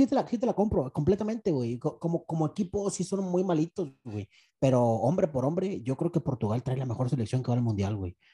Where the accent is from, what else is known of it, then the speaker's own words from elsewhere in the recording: Mexico; yo soy mexicano